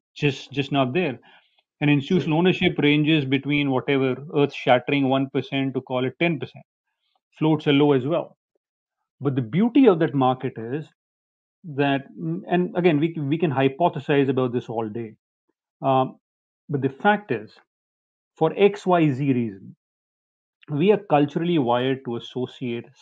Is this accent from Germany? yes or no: no; India; moved away as an adult; also born or lived in New York, United States / Nashville, United States; I was born and raised in India